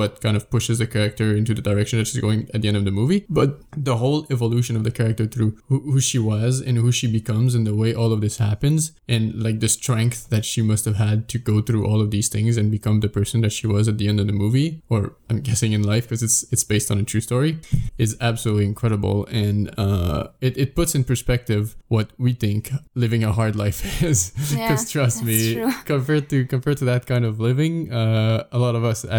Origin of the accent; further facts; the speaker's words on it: Sherbrooke, Quebec, Canada; Well, not because my hometown's not a small village, like in any sense of the word. It's pretty big.